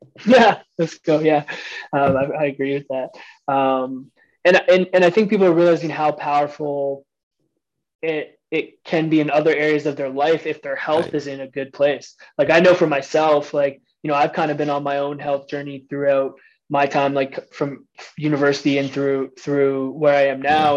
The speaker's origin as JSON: {"language": "English", "town": "Harrow", "region": "Ontario", "country": "Canada", "said": "I'm from the Windsor I'm from the Windsor, Ontario area, a small town outside of Windsor called Harrow"}